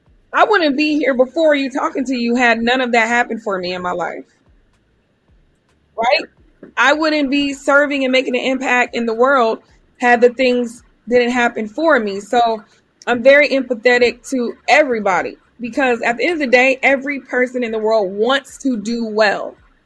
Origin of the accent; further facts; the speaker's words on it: Topeka, Kansas, United States; also born or lived in Germany; If someone says, where are you from? My story is I was born in Germany, raised all over, but I claim Kansas because that's where I grew up from elementary to high school.